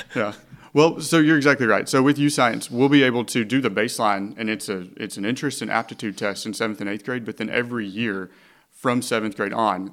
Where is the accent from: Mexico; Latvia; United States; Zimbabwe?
United States; Hot Springs, Arkansas; I'm originally from Hot Springs and went to Fountain Lake, and then I went to Henderson.